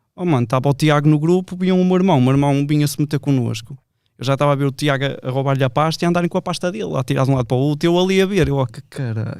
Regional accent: Vila Nova de Gaia, Portugal; eu sou de Vila Deste

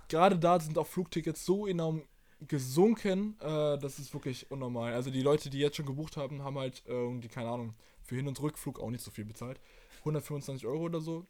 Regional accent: Germany; bei uns in Deutschland

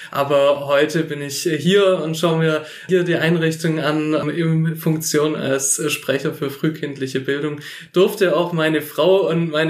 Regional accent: Filderstadt, Baden-Württemberg, Germany; Ich komme aus Filderstadt. Das ist der Wahlkreis Nürtingen. Und ich bin 31 Jahre alt

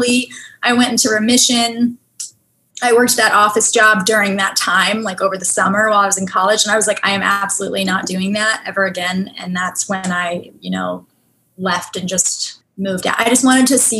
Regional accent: Virginia, United States; moved away; I'm from a very rural, small town, grew up, you know, running around outside in fields

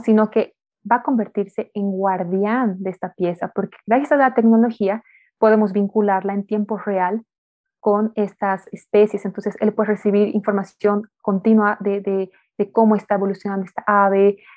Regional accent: Bolivia; nosotros como bolivianos, como latinos

